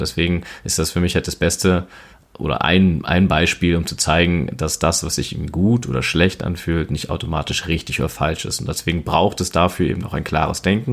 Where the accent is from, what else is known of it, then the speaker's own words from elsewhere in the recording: Berlin, Germany; ich bin ein Berliner Junge, born and raised in Berlin Steglitz und ähm, genau schon immer eigentlich letztendlich hier in Berlin auch verwurzelt